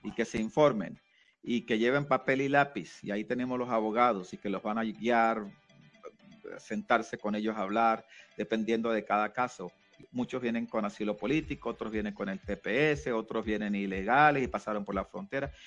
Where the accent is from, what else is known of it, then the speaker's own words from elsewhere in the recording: Venezuela; also born or lived in Colombia / United States; now in Utah, United States; yo nací en Colombia, me crié en Venezuela y ahora estoy en los Estados Unidos hace mucho tiempo